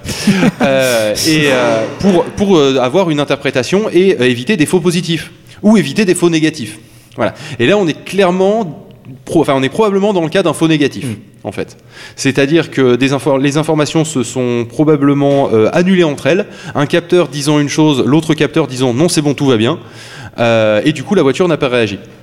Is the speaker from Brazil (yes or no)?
no; France; chez nous en France